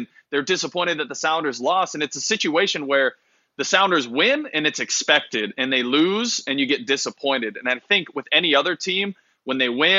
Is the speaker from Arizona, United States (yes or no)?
yes; Arizona, United States; now in Seattle, United States; I'm from Arizona, from the desert.